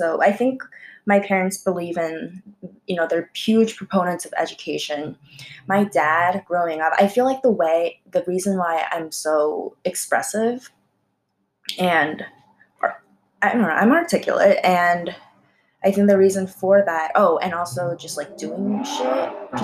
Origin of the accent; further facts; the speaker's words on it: United States; English is a second language; also born or lived in South Korea; Being Korean American